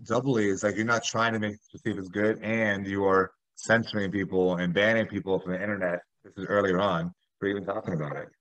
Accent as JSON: {"language": "English", "town": "Miami", "region": "Florida", "country": "United States", "also_born_or_lived": "Chicago", "moved": "as an adult", "said": "I'm from South Florida and Miami"}